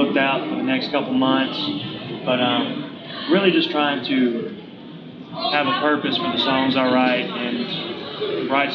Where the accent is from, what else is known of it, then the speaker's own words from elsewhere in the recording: the South, small town near Lewisburg, Tennessee, United States; those kind of values growing up in the South, in a small town.